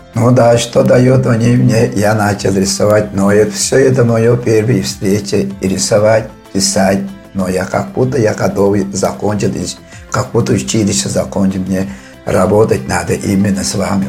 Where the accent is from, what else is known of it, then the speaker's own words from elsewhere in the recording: Khorum-Dag, Tuva, Russia; Родился я в Туве, село Хормдаг. Отсюда я вырос в Хормдаге и закончил школу